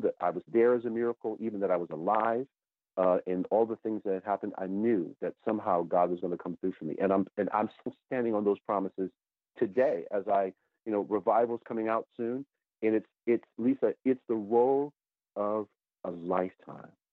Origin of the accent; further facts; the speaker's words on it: Connecticut, United States; moved away; also born or lived in New York area; my hometown of Connecticut